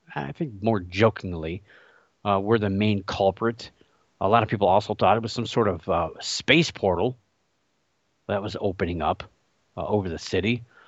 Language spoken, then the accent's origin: English; Cleveland, Ohio, United States; my hometown team, the Cleveland Cavaliers